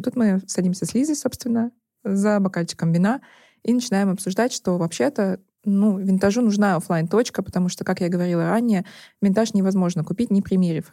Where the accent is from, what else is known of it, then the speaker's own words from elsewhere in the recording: Nizhny Novgorod, Nizhny Novgorod Oblast, Russia; now in Moscow, Russia; я из Нижнего Новгорода